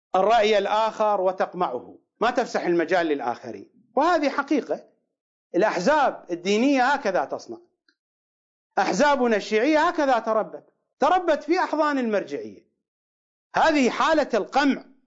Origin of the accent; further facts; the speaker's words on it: Iraq; accent: Iraqi; بلهجتنا العراقيه